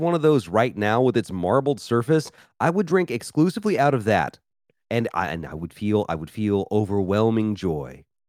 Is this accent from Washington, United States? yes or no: no; Memphis, Tennessee, United States; moved away as an adult; now in Philadelphia, United States; I grew up in Memphis, Tennessee, and lived in several southern states for a long time.